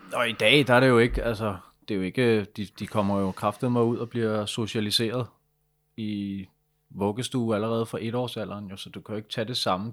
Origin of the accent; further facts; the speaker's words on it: Denmark; jeg er fra Danmark